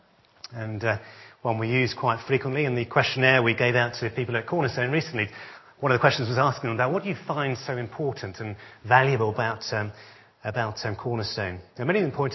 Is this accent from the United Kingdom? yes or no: yes; Essex, East of England, United Kingdom; born and brought up in Essex, like myself.